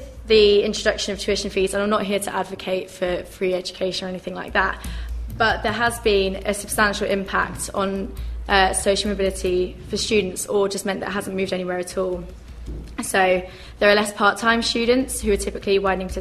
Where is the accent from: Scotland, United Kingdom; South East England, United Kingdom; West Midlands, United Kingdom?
South East England, United Kingdom; Crawley; I'm from Crawley in Sussex.